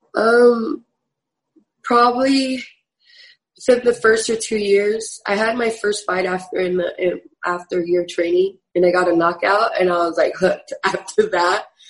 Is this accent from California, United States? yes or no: yes; San Jose, California, United States; also born or lived in Sacramento; I was born and raised in San Jose